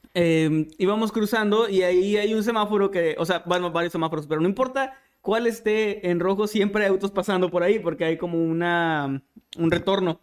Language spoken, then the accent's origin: Spanish; Mexico; nosotros como mexicanos